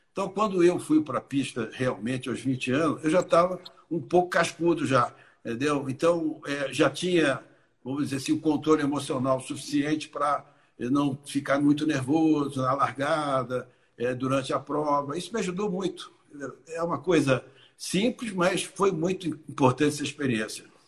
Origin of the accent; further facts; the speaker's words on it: Rio de Janeiro, Brazil; eu vim do Rio de Janeiro